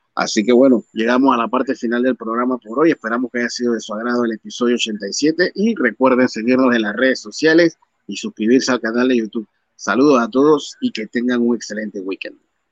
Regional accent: Mexico; como mexicano

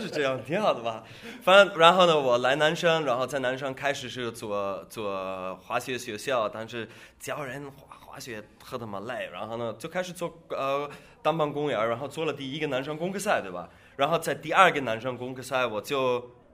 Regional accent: Austria; Chinese is a second language; moved away as an adult; now in China; 我是奥地利人

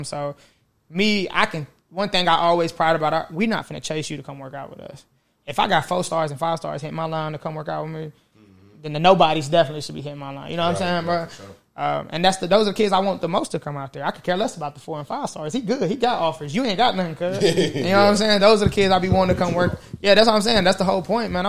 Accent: Columbia, Tennessee, United States; also born or lived in Nashville, Tennessee; I'm originally from Columbia, Tennessee.

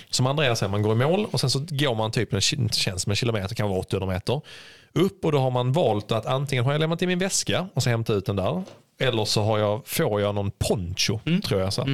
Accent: Sweden; vi svenskar

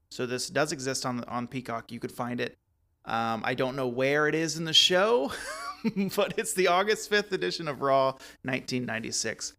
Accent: Texas, United States; growing up in Texas in that time frame

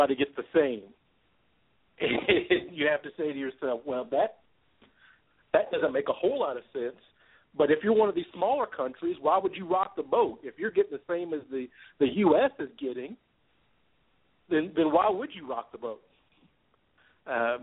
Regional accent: Louisville, Kentucky, United States; here in my hometown of Louisville

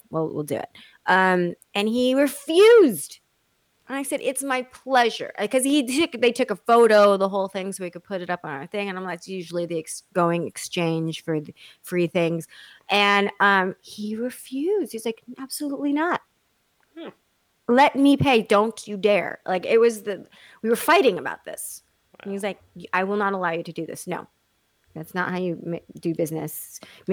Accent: Texas, United States; I'm from Texas

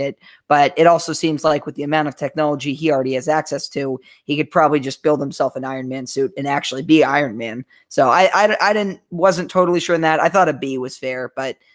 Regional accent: Germantown, Maryland, United States; also born or lived in Gaithersburg, Maryland; I grew up my whole life thinking I lived in Germantown

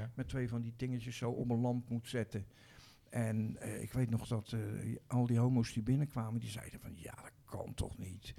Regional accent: Rotterdam, South Holland, Netherlands; Nou, ik ben geboren in Rotterdam-Zuid, in de wijk Bloemhof. Dat was en is nog steeds een, ehm, een volksbuurt

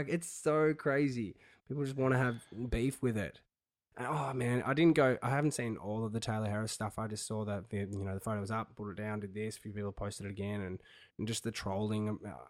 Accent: Launceston, Tasmania, Australia; I'm from Launceston, so I hate those dogs from Hobart.

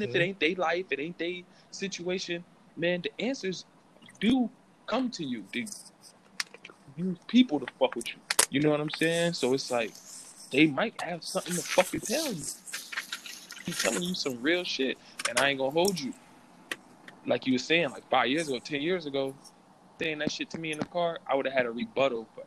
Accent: Springfield, United States; I'm from Springfield

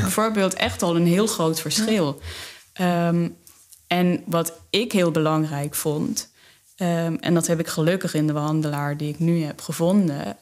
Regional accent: South Limburg, Netherlands; moved away as an adult; also born or lived in Amsterdam; ik uit Zuid-Limburg kom

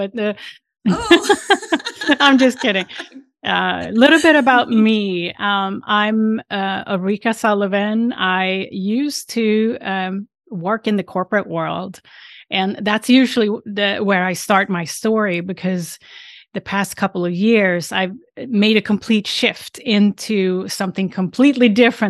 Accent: Sweden; English is a second language; now in United States; And I'm originally from Sweden. And I live now outside Boston on the East Coast in the United States.

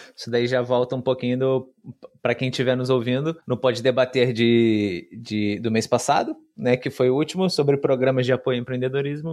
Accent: Brazil; now in Portugal; eu, como brasileiro, vim aqui para Portugal

